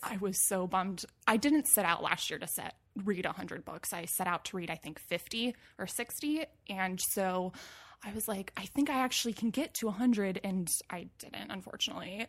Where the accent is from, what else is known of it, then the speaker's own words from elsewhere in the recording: Moorpark, California, United States; also born or lived in San Luis Obispo, California; now in Los Angeles, United States; I grew up in Moore Park, California, which is in Ventura County, so it's a little bit north of L A, actually